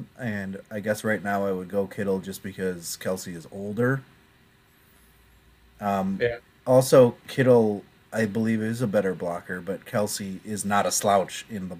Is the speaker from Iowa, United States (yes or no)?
yes; Iowa, United States; we're all from Iowa